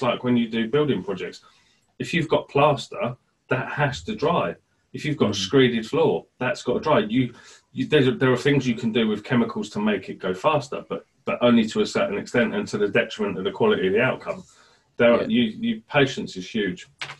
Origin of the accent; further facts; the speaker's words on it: Birmingham, West Midlands, United Kingdom; accent: Brummie; So I'm from Birmingham originally, not that you know, because I had elocution lessons to get rid of my accent. I didn't really, but I just tell people that. I just don't talk like a Brummie, unless I talk to my mum on the phone, then I do.